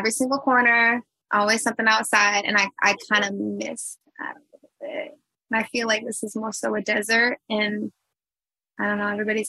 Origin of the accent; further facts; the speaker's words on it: Chicago, Illinois, United States; I came from Chicago.